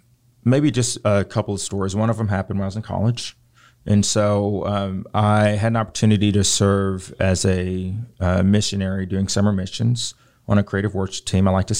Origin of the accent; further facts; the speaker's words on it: Richmond, Virginia, United States; So growing up, the city that I was born in Richmond, Virginia, is predominantly black, or at least was when I was there.